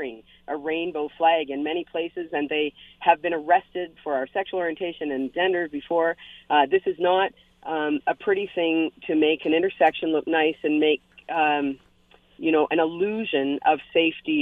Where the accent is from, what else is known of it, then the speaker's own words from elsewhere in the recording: London, Ontario, Canada; now in Hamilton, Canada; I'm from London originally, and in the city of London, Ontario